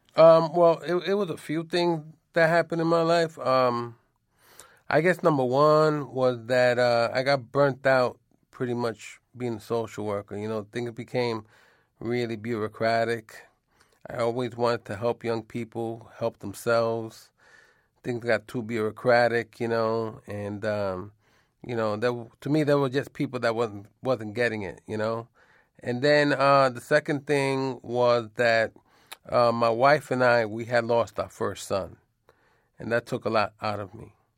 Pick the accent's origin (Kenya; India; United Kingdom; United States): United States; New York City, New York; moved away as an adult; now in Vermont, United States; I grew up in New York City on the Lower East Side